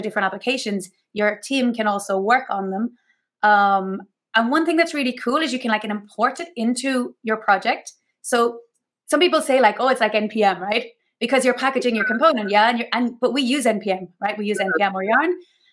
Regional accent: Ireland; now in Mallorca, Spain; I'm originally Irish

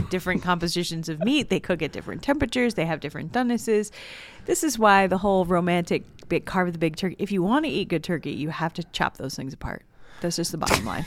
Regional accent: Southern California, United States; moved away; I'm originally from Southern California, and there was a woman who used to watch me growing up

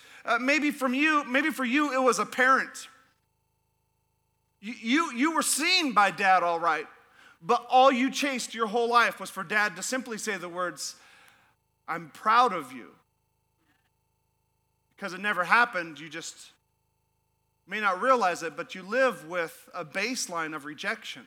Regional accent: Alaska, United States; moved away as an adult; I'm from Alaska.

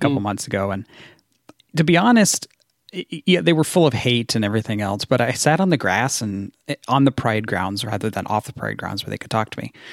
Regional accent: Washington, United States; moved away; also born or lived in Minnesota; I grew up in Washington State

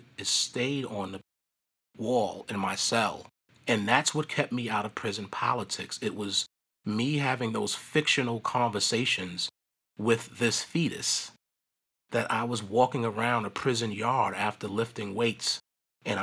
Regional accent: New York City, New York, United States; I was born and raised in Brooklyn

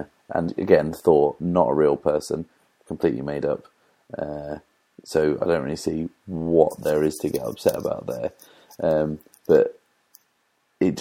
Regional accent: East Anglia, East of England, United Kingdom; growing up in East Anglia

